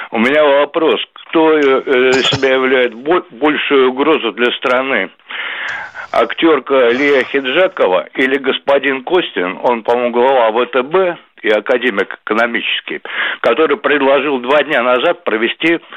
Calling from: Saint Petersburg, Russia; в настоящее время из Санкт-Петербурга.

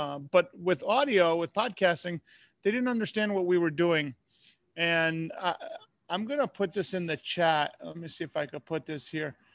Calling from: Tampa, Florida, United States; I am coming from Tampa, Florida.

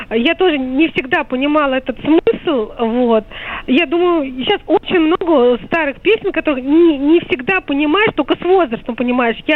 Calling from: Moscow, Russia; я из Москвы.

